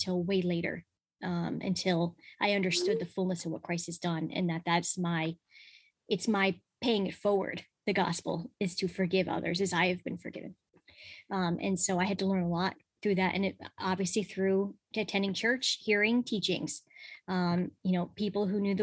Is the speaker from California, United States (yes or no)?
no; Connecticut, United States; Connecticut. So I grew up in Connecticut.